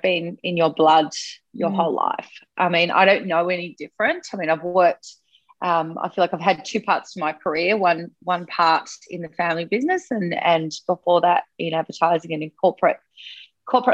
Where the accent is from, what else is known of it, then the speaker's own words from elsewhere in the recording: Sydney, New South Wales, Australia; I grew up on the Northern Beaches in Sydney.